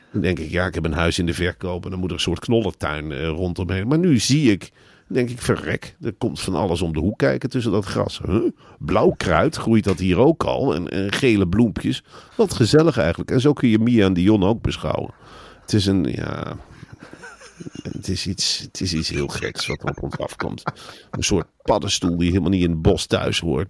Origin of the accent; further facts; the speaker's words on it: Netherlands; Wij als Nederlanders hebben eigenlijk hetzelfde gedrag in Spanje.